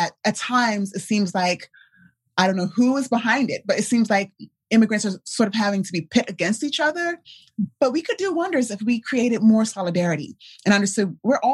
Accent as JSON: {"language": "English", "country": "United States", "tie": "born or raised there", "said": "I'm an American born Nigerian"}